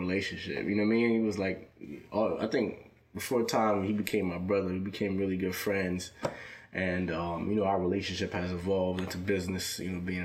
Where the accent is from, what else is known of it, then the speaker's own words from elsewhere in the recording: New Jersey, United States; also born or lived in New York; I grew up in Jersey